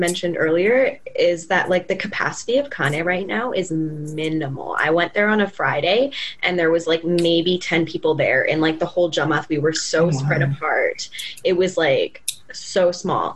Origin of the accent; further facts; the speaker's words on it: Sherwood Park, Alberta, Canada; I grew up in Sherwood Park, so I grew up around like all white